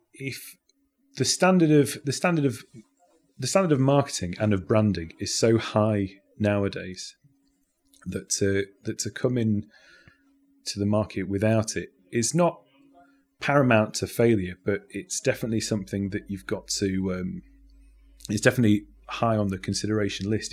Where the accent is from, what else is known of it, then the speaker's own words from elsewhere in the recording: Sheffield, Yorkshire and the Humber, United Kingdom; also born or lived in Derby; now in Nottingham, United Kingdom; I grew up in Sheffield, um, before moving to Nottingham